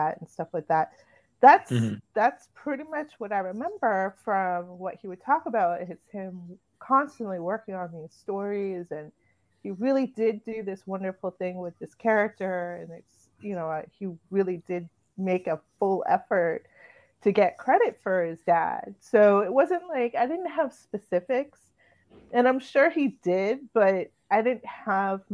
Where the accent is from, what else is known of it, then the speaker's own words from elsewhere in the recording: New Bedford, Massachusetts, United States; moved away; also born or lived in Boston; I lived in Boston for a long time, and I grew up in the New Bedford area. So I'm from Massachusetts. That's where I spent most of my childhood and young adult life